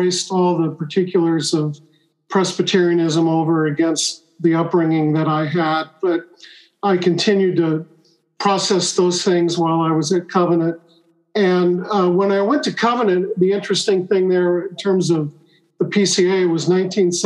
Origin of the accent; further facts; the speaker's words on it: Long Beach, California, United States; now in Carlsbad, United States; I grew up in Long Beach, and there are a lot of Brethren churches there